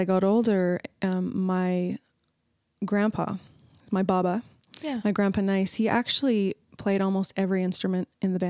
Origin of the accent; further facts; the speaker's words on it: Canada; now in United States; I'm from Canada.